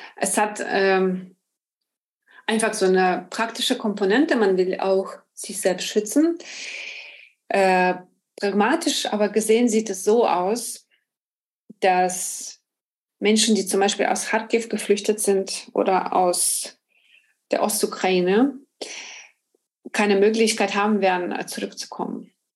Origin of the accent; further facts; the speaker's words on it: Ukraine; moved away as an adult; now in Berlin, Germany; Ich komme ursprünglich aus der Ukraine, lebe in Berlin seit 2005